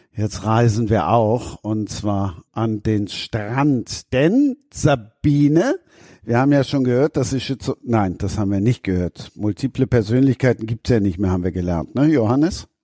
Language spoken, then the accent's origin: German; Düsseldorf, North Rhine-Westphalia, Germany; now in Cologne, Germany; ich bin Rheinländer und noch schlimmer, ich bin in Düsseldorf geboren und wohne in Köln